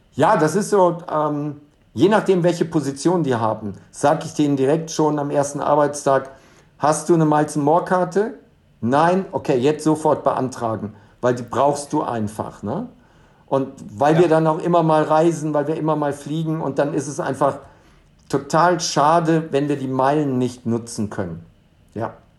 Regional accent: Germany; now in Dubai, United Arab Emirates; als Deutscher

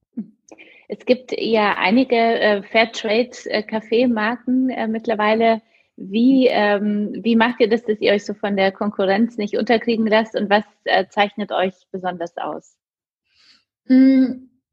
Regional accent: Poland; moved away; also born or lived in Munich; ich komme jetzt selbst aus Polen

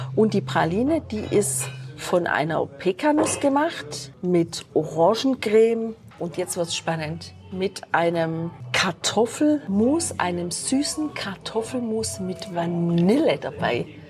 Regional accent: Germany; bei uns in Deutschland

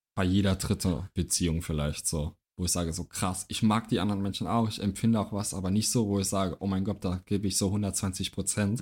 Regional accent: Trier, Rhineland-Palatinate, Germany; moved away; in Trier noch, in meiner Heimat

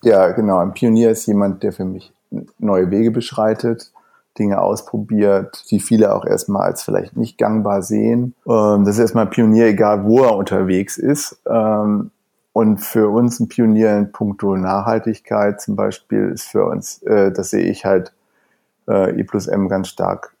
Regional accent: Wuppertal, North Rhine-Westphalia, Germany; now in Berlin, Germany; ich komme ursprünglich aus, aus Wuppertal, aber bin schon seit ungefähr 30 Jahren jetzt hier in Berlin

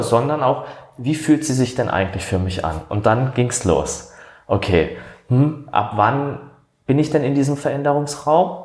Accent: Baden-Württemberg, Germany; accent: Badisch; moved away as an adult; now in Hamburg, Germany; vielleicht hört man es aus dem Dialekt, ich komme aus dem Badischen, das ist Süddeutschland

